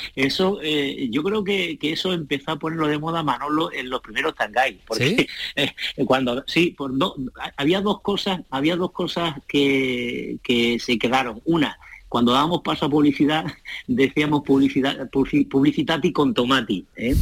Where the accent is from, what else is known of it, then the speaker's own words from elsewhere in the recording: Cádiz, Andalusia, Spain; accent: Cádiz speech; nuestro acento, de nuestras hablas y del habla de Cádiz